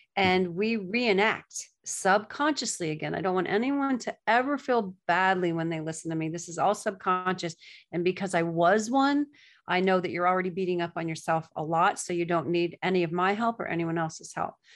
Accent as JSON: {"language": "English", "region": "Gulf Coast of Florida", "country": "United States", "tie": "born or raised there", "also_born_or_lived": "Nashville / New York", "moved": "as an adult", "lives_now": "Florida, United States", "said": "I was raised on the Gulf Coast of Florida"}